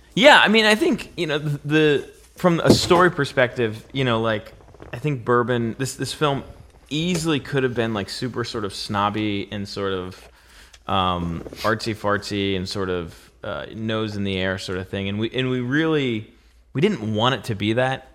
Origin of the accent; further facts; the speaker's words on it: Pennsylvania, United States; I'm from Pennsylvania